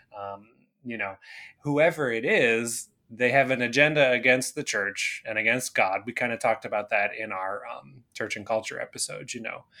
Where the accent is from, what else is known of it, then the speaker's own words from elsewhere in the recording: Canada; I grew up in Canada